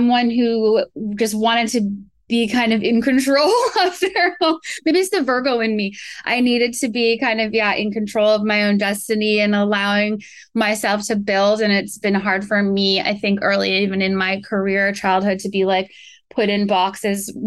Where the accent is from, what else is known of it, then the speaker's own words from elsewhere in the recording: Vancouver, British Columbia, Canada; moved away as an adult; also born or lived in New York; now in Los Angeles, United States; I grew up in Vancouver, really kind of outdoorsy upbringing